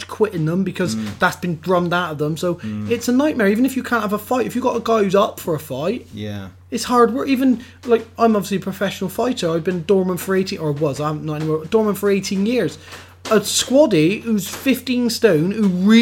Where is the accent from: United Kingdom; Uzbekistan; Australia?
United Kingdom; England; I'm English again tomorrow and I'll be English again in 3 years' time